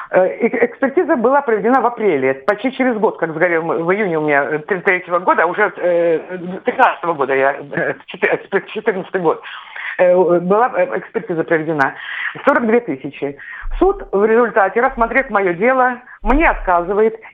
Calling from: Tver, Tver Oblast, Russia; А я зови из Твери.

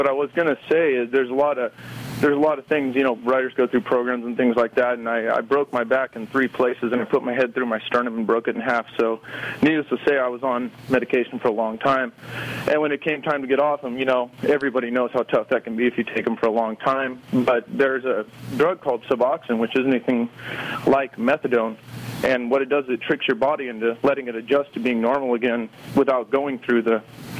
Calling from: Huntington Beach, California, United States; Huntington Beach.

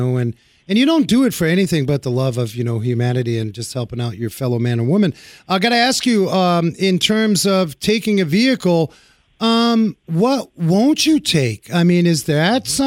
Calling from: New Jersey, United States; I'm I'm calling you from Jersey.

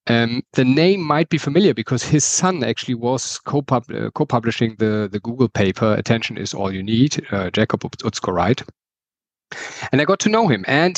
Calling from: Berlin, Germany; English is a second language; sorry for my accent. I'm calling in from Berlin in Germany.

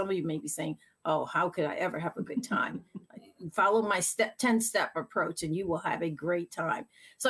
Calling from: Massachusetts, United States; So I'm calling in from Massachusetts

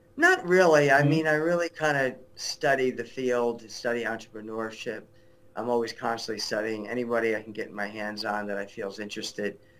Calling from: Englewood, New Jersey, United States; I'm calling you from New Jersey. My office is in Englewood, New Jersey.

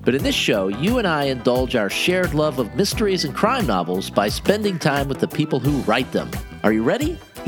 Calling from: Naples, Florida, United States; I'm calling from Naples, Florida, talking via Skype.

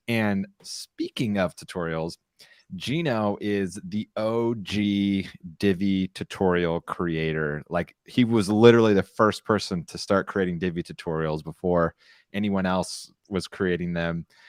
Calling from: San Clemente, California, United States; I'm broadcasting from San Clemente, California

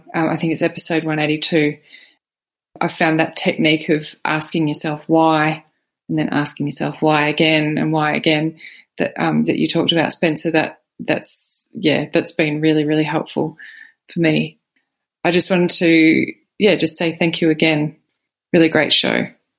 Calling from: Australia; I'm calling from Australia

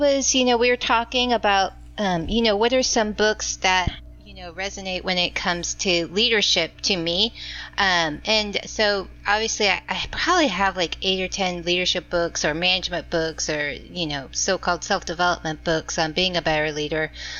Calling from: Double Oak, Texas, United States; calling from Double Oak, Texas.

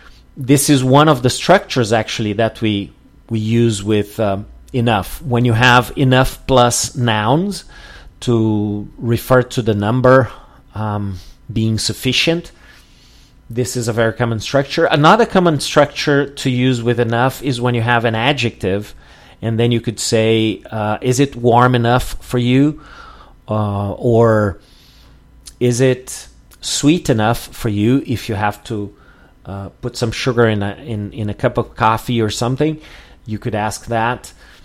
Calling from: Porto Alegre, Rio Grande do Sul, Brazil

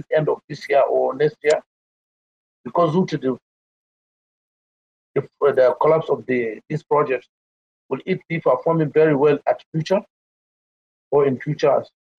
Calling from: Kano, Kano State, Nigeria; I'm calling from Nigeria.

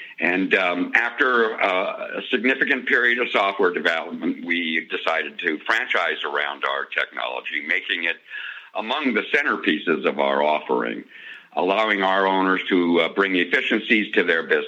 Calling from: Denver, Colorado, United States; I'm calling you from the great state of Colorado in the Denver metropolitan area.

